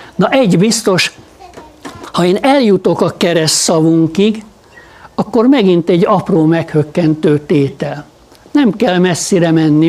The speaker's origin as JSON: {"language": "Hungarian", "country": "Hungary", "said": "magyarok vagyunk."}